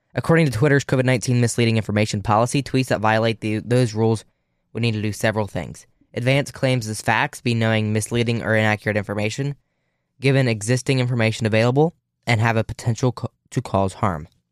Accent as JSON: {"language": "English", "region": "Ohio", "country": "United States", "tie": "born or raised there", "said": "my home state of Ohio"}